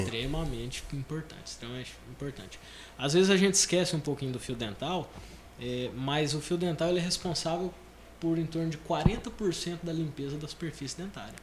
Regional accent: Goiás, Brazil; moved away as an adult; also born or lived in Goiânia; Nós somos de Goiás e em 2002 para 2003 nós vendemos a fazenda em Goiás

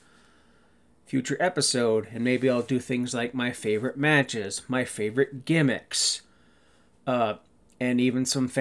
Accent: Ontario, Canada; I grew up in Kennington, Ontario, Canada, a small town about an hour and a half northwest of Toronto

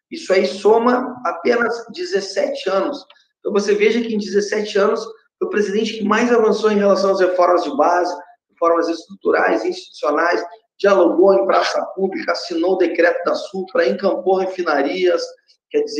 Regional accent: Uruguay; also born or lived in London, United Kingdom; eu, nasci na, Inglaterra, em Londres, hum. mas eu hum. morei muito tempo no Uruguai porque a minha mãe é uruguaia.

